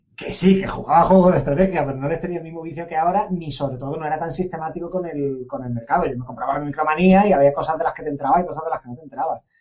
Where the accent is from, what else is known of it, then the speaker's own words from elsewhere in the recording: Andalusia, Spain; moved away; los andaluces somos medio africanos